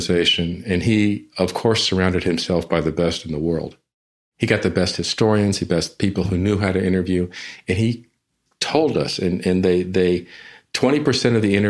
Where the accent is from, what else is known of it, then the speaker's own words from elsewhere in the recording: San Antonio, Texas, United States; I'm from San Antonio, was in San Antonio at the time